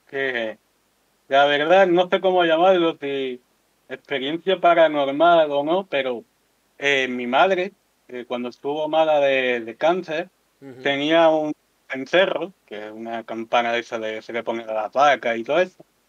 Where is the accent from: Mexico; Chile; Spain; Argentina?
Spain; Andalusia; como somos todos andaluces